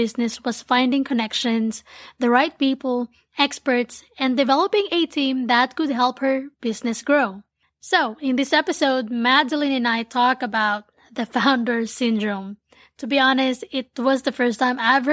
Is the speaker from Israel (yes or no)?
no; Manila, Metro Manila, Philippines; born or raised there; now in United States